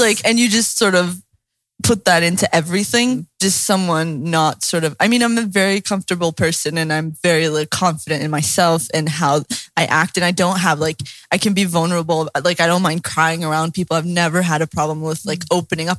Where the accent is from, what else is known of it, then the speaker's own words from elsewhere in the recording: the Bible Belt, the South, United States; I grew up in the Bible Belt